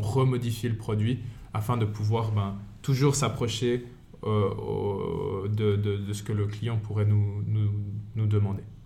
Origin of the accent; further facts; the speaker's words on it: Fribourg, Switzerland; moved away as an adult; now in Valais, Switzerland; je suis fribourgeois de base. Je suis venu en Valais